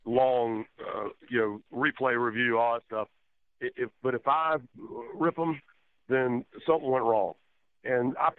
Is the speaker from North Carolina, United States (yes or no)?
yes; Rockingham, North Carolina, United States; moved away; I'm from Rockingham. I was born there.